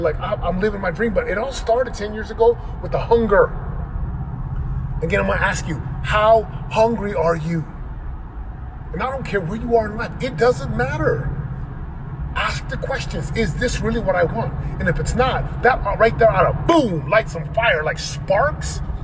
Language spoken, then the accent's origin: English; Orem, Utah, United States; moved away as an adult; now in Southern California, United States; where I grew up in Orem, Utah